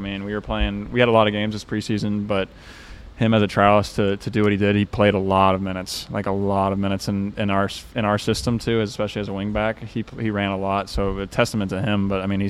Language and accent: English; North Carolina, United States; I'm from Carolina, so it's pretty easy for me to be like, oh, I have – NC State, I got Duke, I got all the school, UNC all around there.